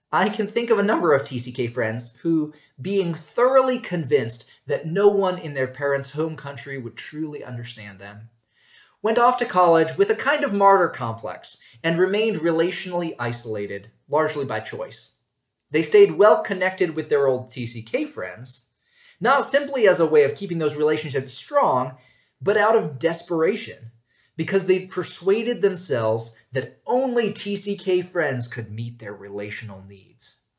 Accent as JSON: {"language": "English", "region": "New York", "country": "United States", "tie": "born there", "said": "I told them I was from New York State which was sufficiently true since I'd been born there and spent the summer before college there."}